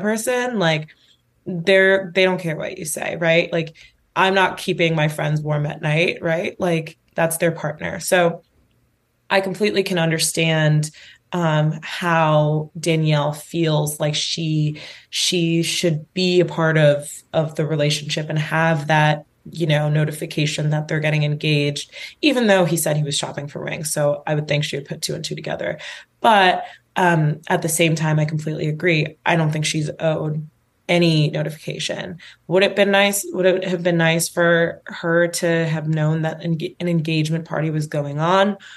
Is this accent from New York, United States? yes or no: yes; New York, United States; as a New Yorker